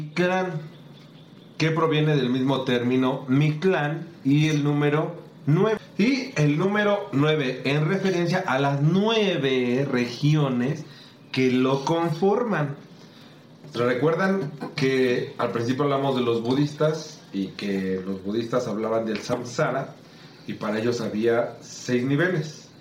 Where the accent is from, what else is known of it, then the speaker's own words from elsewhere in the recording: Mexico; yo sí me siento felizmente mexicano y felizmente y orgulloso de, nuestras raíces